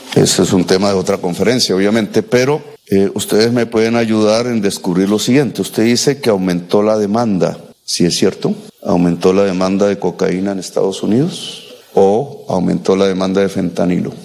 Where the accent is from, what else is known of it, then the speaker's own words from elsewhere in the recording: Colombia; mi país